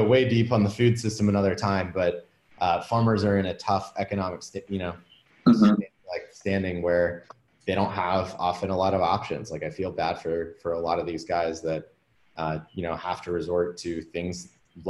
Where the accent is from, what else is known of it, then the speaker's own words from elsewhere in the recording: Washington, District of Columbia, United States; moved away as an adult; also born or lived in San Francisco, United States; now in Austin, United States; I grew up in like the DC area and then moved out to San Francisco to work in tech